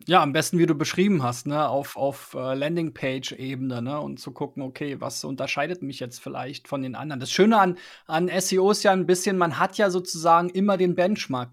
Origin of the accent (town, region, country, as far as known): Germany